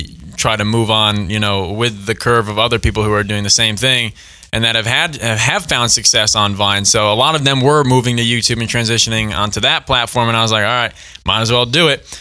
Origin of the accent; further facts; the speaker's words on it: New York, United States; moved away; I was born and raised in New York